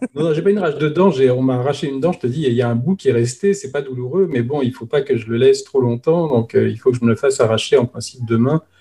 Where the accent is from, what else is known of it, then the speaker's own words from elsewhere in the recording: France; on est, on est français